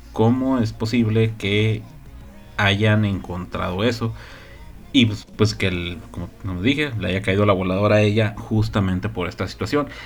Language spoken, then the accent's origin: Spanish; Mexico; Somos mexicanos